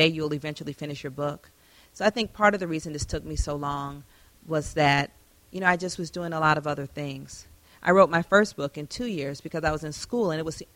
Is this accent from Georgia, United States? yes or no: yes; Atlanta, Georgia, United States; moved away; Atlanta is my hometown